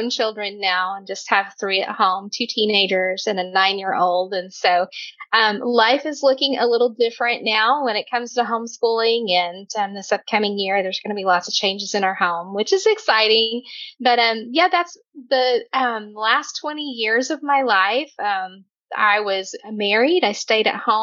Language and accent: English; Oklahoma, United States; I am from Oklahoma